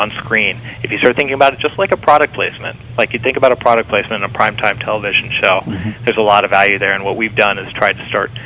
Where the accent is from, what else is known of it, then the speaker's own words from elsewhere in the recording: Cincinnati, Ohio, United States; my hometown of Cincinnati